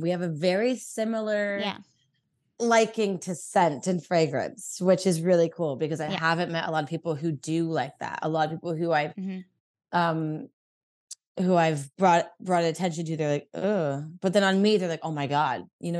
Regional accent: California, United States; Here in Orange County.

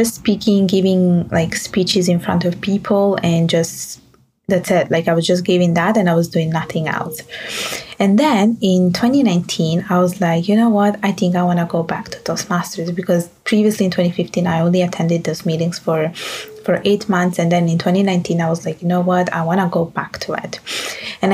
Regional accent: Italy; English is a second language; moved away as an adult; also born or lived in Bangladesh; now in Montreal, Canada; I am Italian by birth and Bengali by blood and Canadian by law. And I did my studies in Montreal, my university studies in Montreal, but I did the rest of my education back at home in Italy

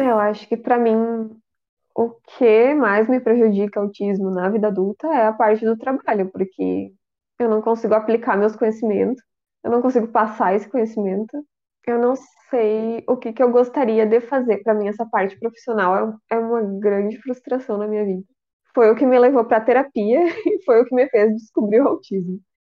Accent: Rio Grande do Sul, Brazil; eu sou do Rio Grande do Sul

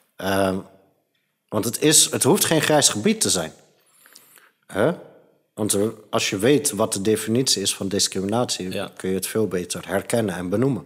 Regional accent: Het Gooi, North Holland, Netherlands; Ik ben opgegroeid in het gooi

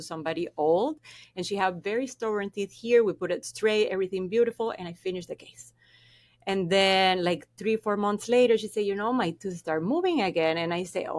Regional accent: Venezuela; first language Spanish; English is a second language; moved away as an adult; now in Florida, United States; I am from Venezuela

